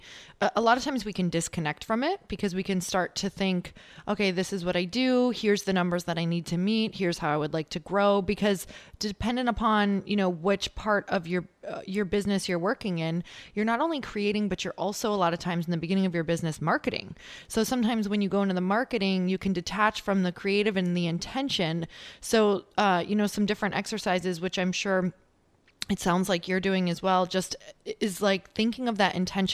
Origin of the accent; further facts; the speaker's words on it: Midwest, United States; now in California, United States; I am originally from the Midwest